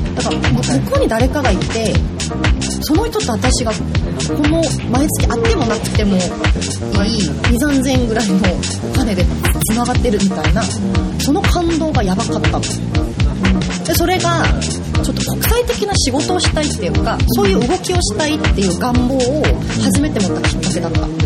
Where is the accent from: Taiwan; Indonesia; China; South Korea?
South Korea; Seoul; Japanese is a second language; moved away as an adult; now in Japan; ソウル生まれ育ちで、うん、ずっと小中高大学まで韓国にいて